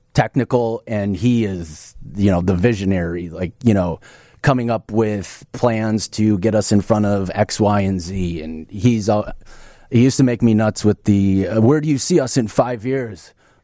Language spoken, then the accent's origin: English; Oak Park, Illinois, United States; also born or lived in Chicago; Yeah. I was Oak Park up until maybe high school or something. Then just Chicago since then.